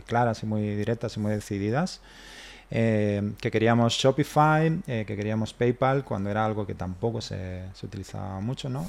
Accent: Spain; somos los españoles

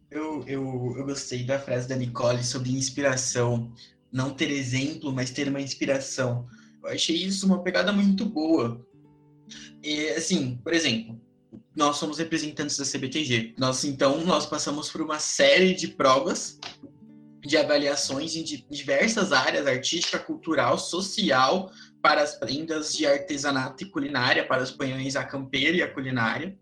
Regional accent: São Paulo, Brazil; Eu venho de São Paulo

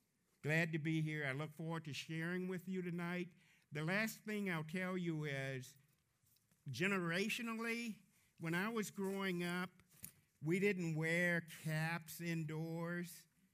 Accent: Houston, Texas, United States; moved away as an adult; also born or lived in North Carolina / Pittsburgh; now in Minnesota, United States; I'm a Southern boy. I grew up in Houston, Texas

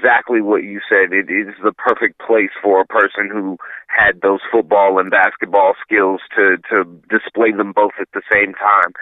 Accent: Dallas, Texas, United States; moved away as an adult; also born or lived in Minnesota; growing up in Dallas

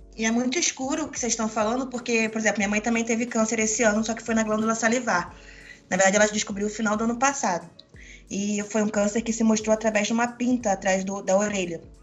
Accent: Rio de Janeiro, Brazil; now in São Paulo, Brazil; Eu sou moro em São Paulo, mas como boa carioca

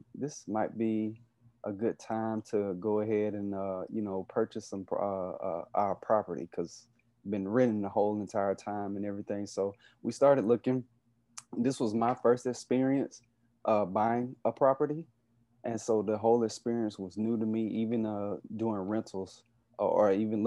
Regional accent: Covington, Georgia, United States; also born or lived in South Carolina / Atlanta, Georgia; I am originally from Covington, Georgia, which is about maybe 20 to 25 minutes east of Atlanta.

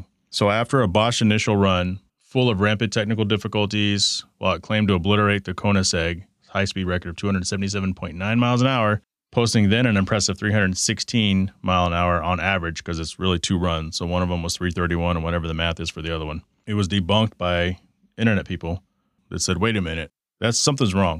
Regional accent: Texas, United States; moved away; I grew up in Texas, kindergarten through 12th grade

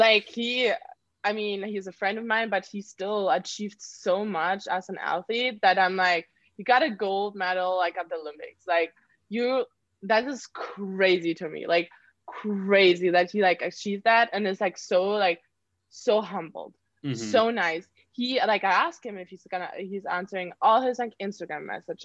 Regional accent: Germany; moved away; I'm like from Germany

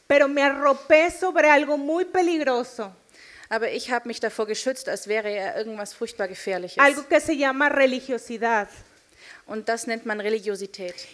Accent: Nuevo León, Mexico; ich bin Mexikanerin und ich komme aus dem Norden Mexikos, äh, aus einem Staat, der dort Nuevo León heißt.

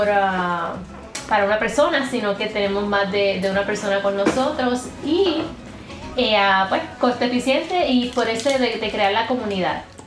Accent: Puerto Rico; moved away as an adult; now in Arizona, United States; porque por eso salí de Puerto Rico

